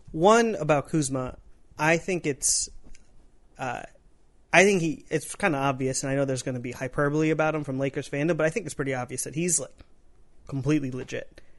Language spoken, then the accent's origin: English; Midwest, United States; now in Los Angeles, United States; This is before I lived out here. I'm coming from the Midwest